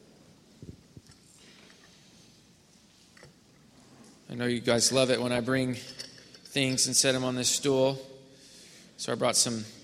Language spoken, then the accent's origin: English; Missouri, United States; now in Houston, United States; my parents' church, the church that I grew up in Missouri.